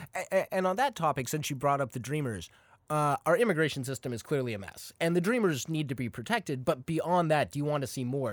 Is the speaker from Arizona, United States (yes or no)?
yes; Arizona, United States; my home state, Arizona